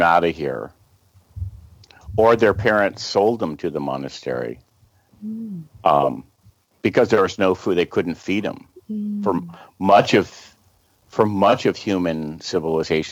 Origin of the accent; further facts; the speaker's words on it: Los Angeles, California, United States; accent: American; Camille and I were both born right here at the beach, near the beach